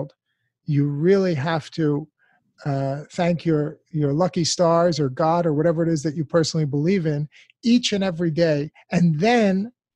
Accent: United States; an American born and raised in this country

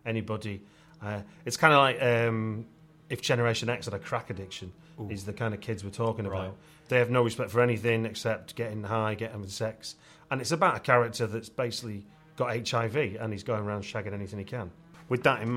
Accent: England, United Kingdom; I'm an English guy

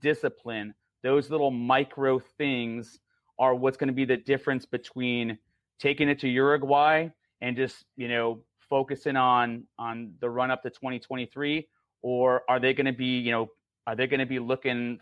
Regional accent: Chicago, Illinois, United States; moved away as an adult; I'm a Chicagoan, born and raised before I joined the service

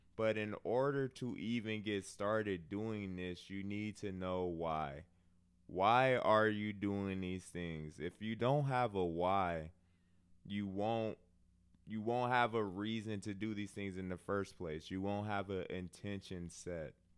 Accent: Milwaukee, Wisconsin, United States; I'm from Milwaukee. Um, lower middle class. Didn't have a bad childhood

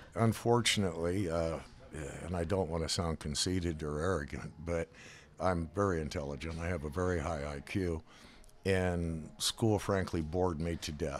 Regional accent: Reno, Nevada, United States; moved away as an adult; also born or lived in La Harpe, Illinois / Texas / Colorado; now in California, United States; by the time I was about five or six, seven years old, we moved to Reno

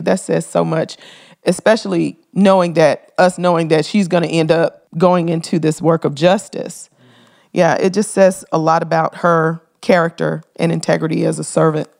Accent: Memphis, Tennessee, United States; Memphis. That's my hometown

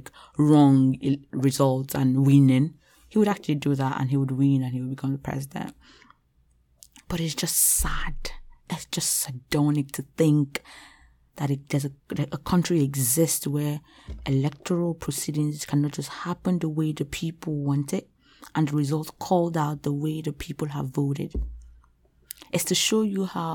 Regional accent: Nigeria; moved away; as a Nigerian

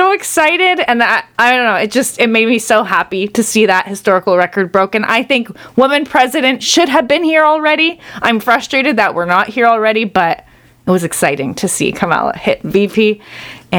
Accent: Canada; As a Canadian

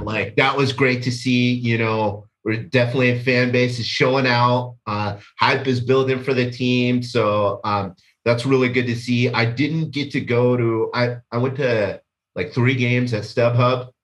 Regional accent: California, United States; also born or lived in Washington, D.C.; I was born in Washington, D C, and, but we moved to California when I was two

